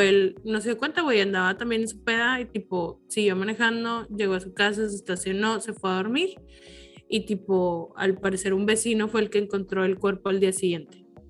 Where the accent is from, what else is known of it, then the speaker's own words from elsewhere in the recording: Mexico; somos de México